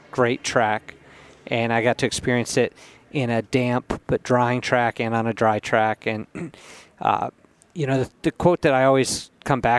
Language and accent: English; United States; being an American